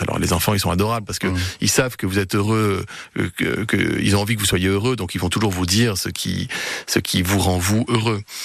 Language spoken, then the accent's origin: French; Gières, Auvergne-Rhône-Alpes, France; also born or lived in Paris; c'est là où j'ai grandi, hein, dans un appartement rue Pasteur